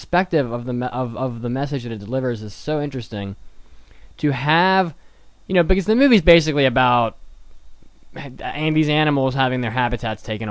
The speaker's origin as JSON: {"language": "English", "region": "West Virginia", "country": "United States", "tie": "born or raised there", "moved": "yes", "said": "That song has my hometown, has my home state, its name in it"}